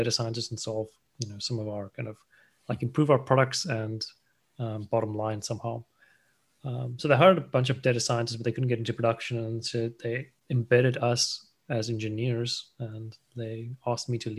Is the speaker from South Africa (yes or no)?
yes; South Africa; moved away as an adult; also born or lived in Asia; I kind of grew up there in South Africa, studied mechatronic engineering